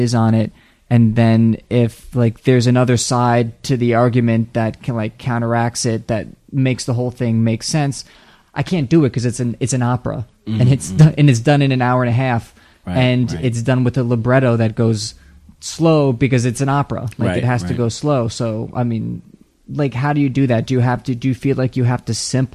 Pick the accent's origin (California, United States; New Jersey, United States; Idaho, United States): New Jersey, United States; I'm from New Jersey, too